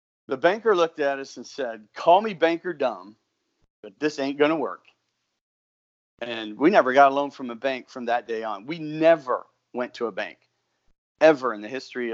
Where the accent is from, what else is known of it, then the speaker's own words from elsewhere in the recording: South Dakota, United States; moved away as an adult; also born or lived in New York City; now in Houston, United States; I'm from South Dakota, so just imagine my life at this time in New York City. There was more people living in the building that I was in than the town I grew up in.